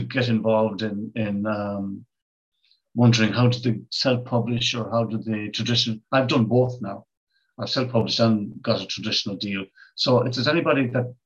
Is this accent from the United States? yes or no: no; Ireland; I'm from Ireland